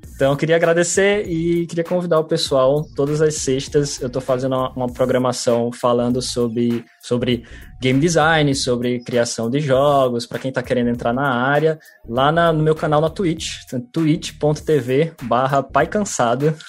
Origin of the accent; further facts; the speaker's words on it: Natal, Rio Grande do Norte, Brazil; como bom potiguar